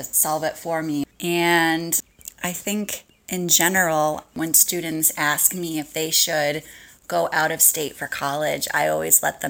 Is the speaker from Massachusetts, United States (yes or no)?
yes; Massachusetts, United States; moved away as an adult; also born or lived in Ohio; I grew up in Massachusetts